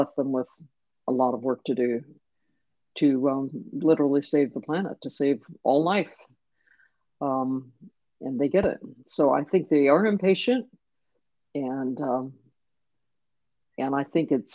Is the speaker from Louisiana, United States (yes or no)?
no; Denison, Iowa, United States; I grew up in Denison, Iowa, that was all white